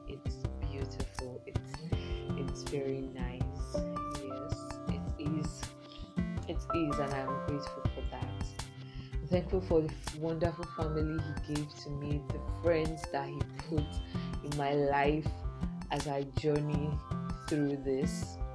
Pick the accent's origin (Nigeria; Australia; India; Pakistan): Nigeria; I'm thankful for being a Nigerian